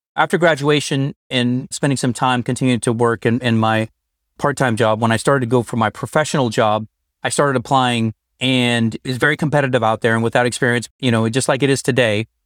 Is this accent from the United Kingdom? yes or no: no; Northern Colorado, United States; moved away as an adult; now in San Francisco Bay Area, United States; I was born and raised in Northern Colorado